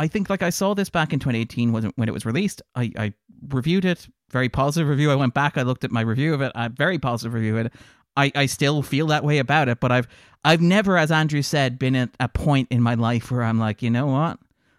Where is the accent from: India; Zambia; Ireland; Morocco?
Ireland; I think one of the thrills of being an Irish film critic in the 2010s is watching all the things that Irish cinema can